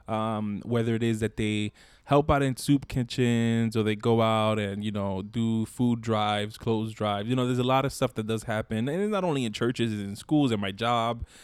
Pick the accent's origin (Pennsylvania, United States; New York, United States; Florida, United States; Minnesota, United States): New York, United States; New York City; I grew up in East New York, Brooklyn